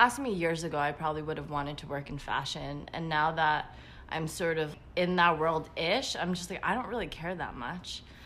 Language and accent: English; New York City, New York, United States; I was born and raised in Queens, New York